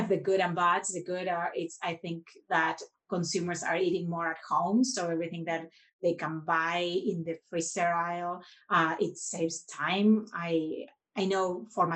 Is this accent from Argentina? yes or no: yes; Argentina; now in United States; we are originally both from Argentina, where our go-to weekly meals were empanadas